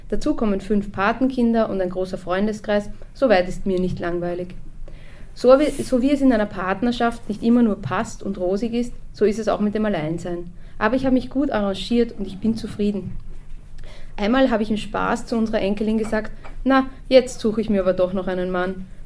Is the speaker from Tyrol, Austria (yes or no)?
yes; Innsbruck, Tyrol, Austria; Ich bin in Innsbruck geboren und in diesem Haus hier aufgewachsen und hier lebe ich immer noch.